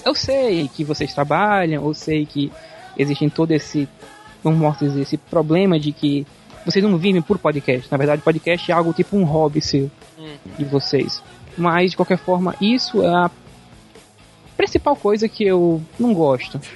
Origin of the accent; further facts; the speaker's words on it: Bahia, Brazil; sou da Bahia